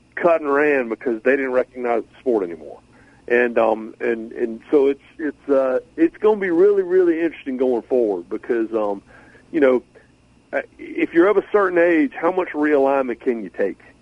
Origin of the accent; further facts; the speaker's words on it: Raleigh, North Carolina, United States; I grew up in Raleigh